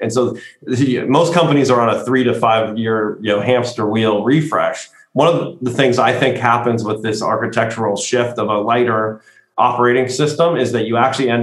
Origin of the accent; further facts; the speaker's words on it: United States; as an American